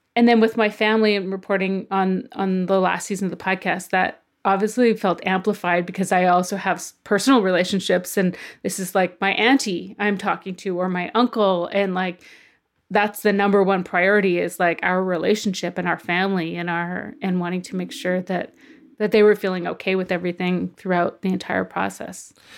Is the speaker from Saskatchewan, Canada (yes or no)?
yes; Okanese First Nation, File Hills, near Balcarres, Saskatchewan, Canada; I grew up on my reserve, Oak Neese. Well, actually, I'm kind of from File Hills.